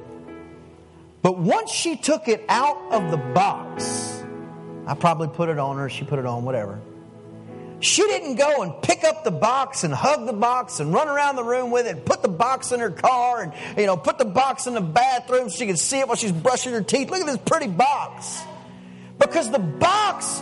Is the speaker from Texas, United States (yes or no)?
yes; East Texas, United States; I'm from East Texas in a little old bitty town